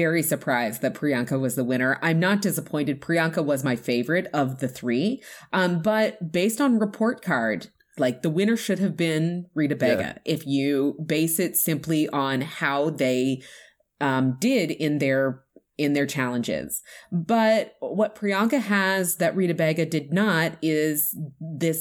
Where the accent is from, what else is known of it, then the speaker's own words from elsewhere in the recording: Canada; as a Canadian